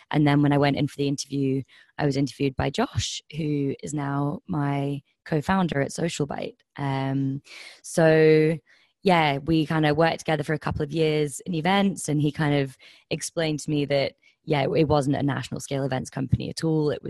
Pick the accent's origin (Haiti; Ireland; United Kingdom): United Kingdom; Scotland; accent: slightly Kent; So I uh, I grew up in the Highlands of Scotland. Um, the accent is probably slightly more Kent. Um, the so yeah, I was about seven when we moved there.